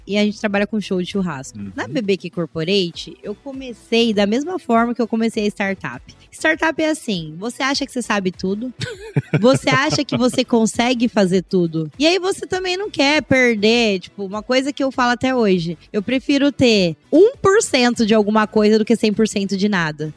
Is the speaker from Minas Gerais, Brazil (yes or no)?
no; Oriente, São Paulo, Brazil; eu sou do interior de São Paulo, cidade de Oriente, venho de uma família muito simples